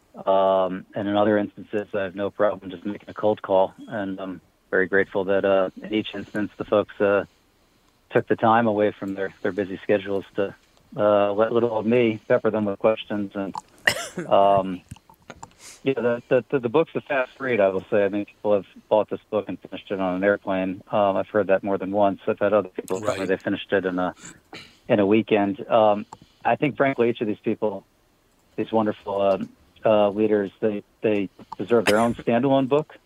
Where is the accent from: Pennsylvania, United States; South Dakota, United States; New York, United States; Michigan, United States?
Pennsylvania, United States; moved away; I'm originally from Pennsylvania.